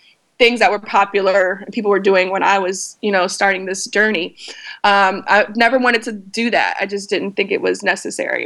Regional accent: North Carolina, United States; I was raised in North Carolina.

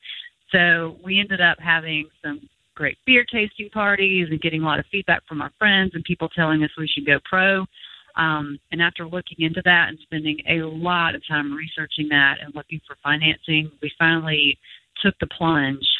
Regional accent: Mississippi, United States; having started this in my home state and being able to stay in my home state

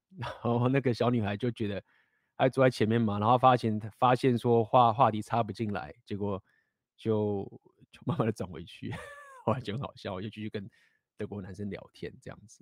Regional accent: Taiwan; moved away; 我也是在台湾待很久，就是从小就在台湾长大

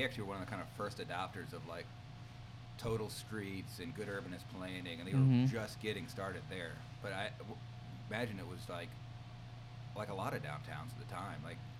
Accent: Gwinnett County, Georgia, United States; I was driving between Lawrenceville and Snellville, and I grew up there

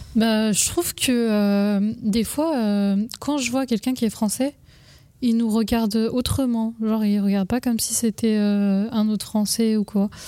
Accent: France; je suis d'origine indienne et euh, je suis née en France

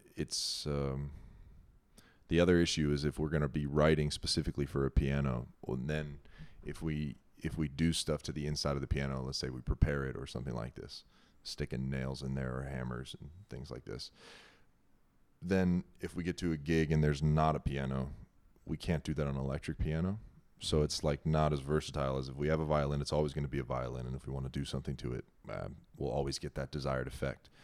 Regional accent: New Cumberland, Pennsylvania, United States; moved away as an adult; also born or lived in New York; I was born in New Cumberland, Pennsylvania.

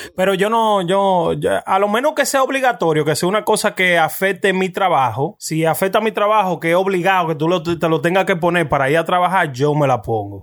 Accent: Bonao, Monseñor Nouel, Dominican Republic; moved away; also born or lived in New York; en Bonao, de donde yo soy.

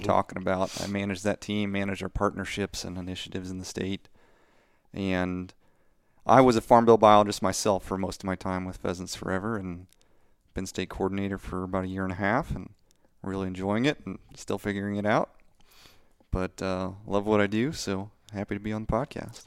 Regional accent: Missouri, United States; moved away as an adult; now in Ohio, United States; I am originally from Missouri, now living in Ohio, been there for 13, 14 years

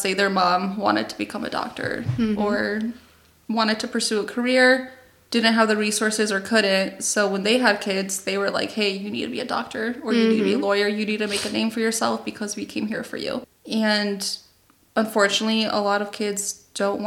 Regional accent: United States; I was born here

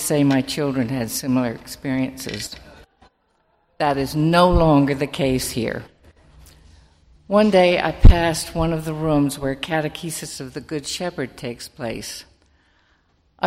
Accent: Summit, New Jersey, United States; I grew up in Summit, another community I feel very strongly about

